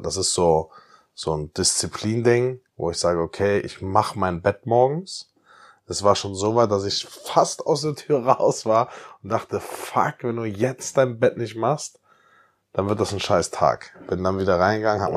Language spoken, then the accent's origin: German; Bietigheim-Bissingen, Baden-Württemberg, Germany; now in Cologne, Germany; Weil ich aus Bietigheim ein bisschen komme.